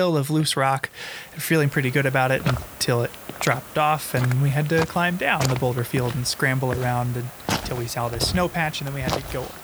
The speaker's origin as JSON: {"language": "English", "region": "Ohio", "country": "United States", "tie": "born or raised there", "said": "growing up in Ohio"}